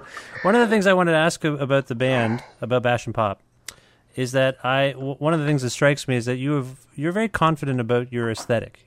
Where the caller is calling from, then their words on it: Guelph, Ontario, Canada; I'm calling you from Guelph, Ontario